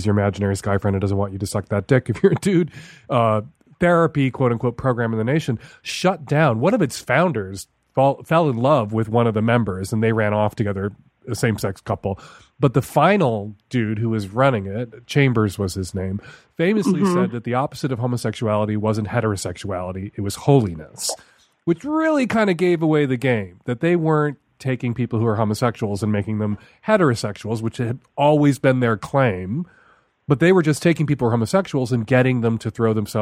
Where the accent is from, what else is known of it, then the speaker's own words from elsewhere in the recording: Chicago, Illinois, United States; When I was a teenager growing up in Chicago